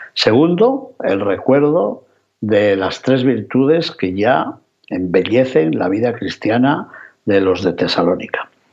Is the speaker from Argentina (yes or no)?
no; León, Castile and León, Spain; en mi ciudad natal, en León